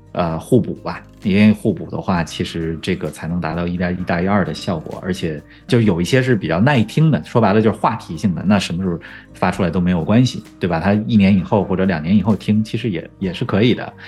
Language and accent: Chinese; Beijing, China; first language Chinese; moved away; 他在我家乡的球队北京国安踢球